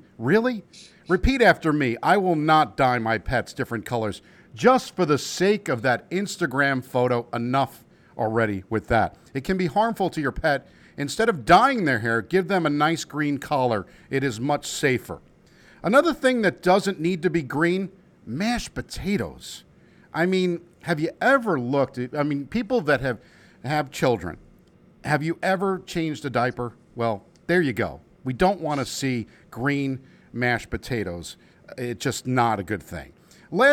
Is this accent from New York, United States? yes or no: yes; New York City, New York, United States; It's a Jew from the Bronx